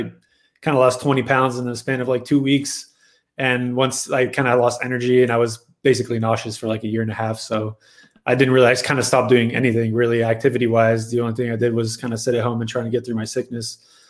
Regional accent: Montreal, Quebec, Canada; moved away as an adult; also born or lived in Ontario / Greensboro, North Carolina / Bay Area; now in Dallas, United States; I am from Montreal, Quebec. I grew up bowling

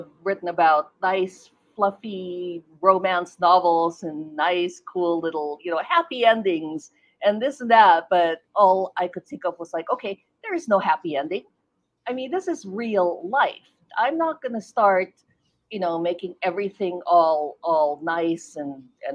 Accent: Philippines; now in United States; I was born in the Philippines, so when I moved here to the U.S.

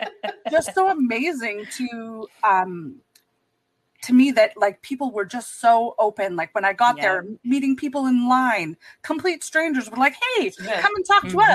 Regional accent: Canada; I live on the West Coast, I'm from Canada.

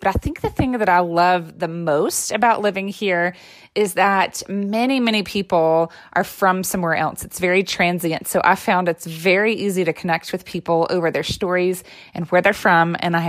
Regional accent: Boulder, Colorado, United States; I'm from the Boulder, Denver metro area.

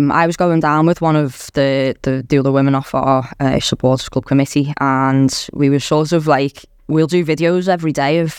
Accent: Liverpool, North West England, United Kingdom; I'm from Liverpool as well.

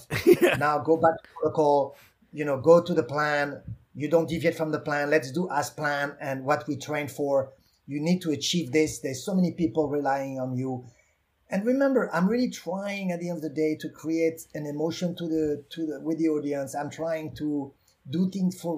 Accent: France; accent: French; English is a second language; moved away; I'm French

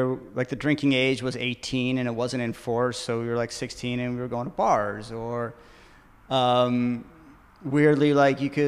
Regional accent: Malibu, California, United States; moved away; also born or lived in Johannesburg, South Africa / Cape Town, South Africa / Los Angeles; growing up in Malibu, clearly I was like, it was like surfing and playing in drainage ditches

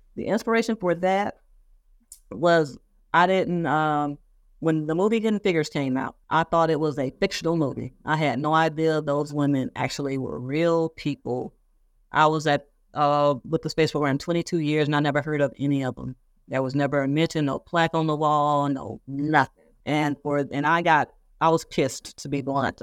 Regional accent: Moss Point, Mississippi, United States; moved away; my hometown newspaper in Mississippi. Moss Point, Mississippi.

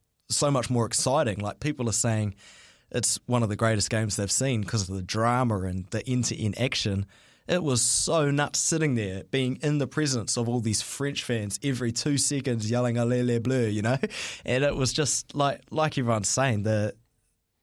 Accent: Auckland, New Zealand; growing up in Auckland, being an Auckland boy

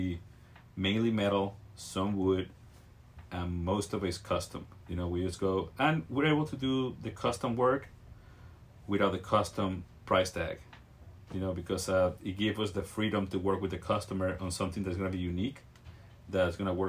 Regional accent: Venezuela; also born or lived in Virginia, United States / Washington, D.C., United States; now in Carlsbad, United States; I'm from Venezuela. Moved to the States in around 97 to the East Coast

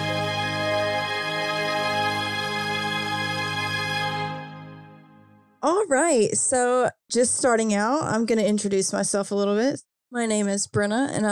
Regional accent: Kentucky, United States; I'm from Kentucky

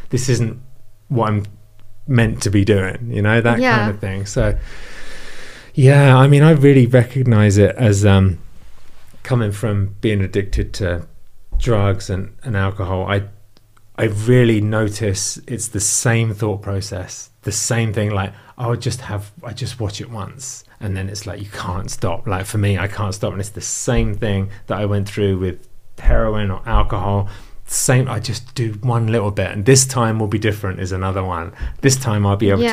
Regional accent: England, United Kingdom; now in United States; I'm obviously from England

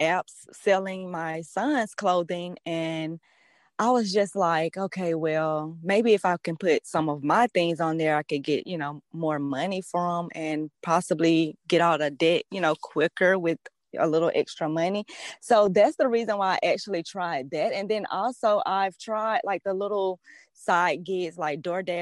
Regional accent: Atlanta, Georgia, United States; I'm from Atlanta, Georgia

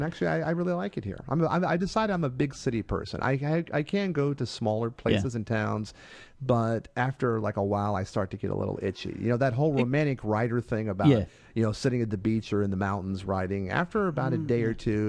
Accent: Baltimore, Maryland, United States; moved away as an adult; also born or lived in Evansville, Indiana / California; now in Los Angeles, United States; So I grew up in Maryland. I went to high school in Baltimore.

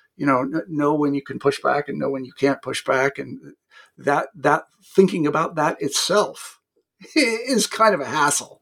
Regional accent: Kansas, United States; moved away as an adult; I was a kid from Kansas

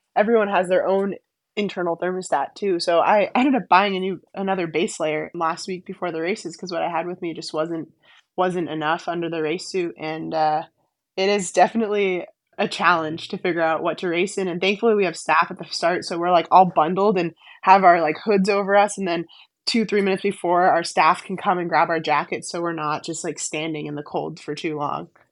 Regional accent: Weston, Massachusetts, United States; I grew up skiing on the Weston Golf Course outside of Boston

